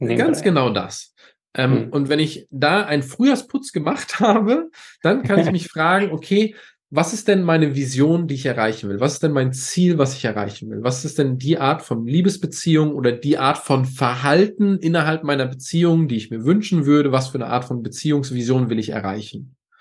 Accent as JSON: {"language": "German", "area": "a small village near Bitterfeld", "region": "Saxony-Anhalt", "country": "Germany", "tie": "born or raised there", "said": "ich bin in Ostdeutschland geboren, in einem ganz, ganz kleinen Dorf ähm, neben Bitterfeld"}